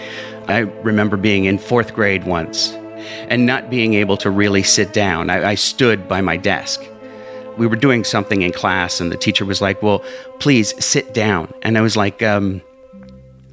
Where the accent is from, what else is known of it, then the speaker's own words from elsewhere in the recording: Whitehall, Pennsylvania, United States; also born or lived in Allentown, Pennsylvania; we moved to Whitehall, Pennsylvania.